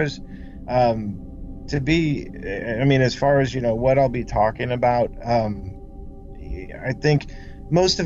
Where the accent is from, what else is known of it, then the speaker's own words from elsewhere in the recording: Kansas City, Missouri, United States; I'm born and raised in Kansas City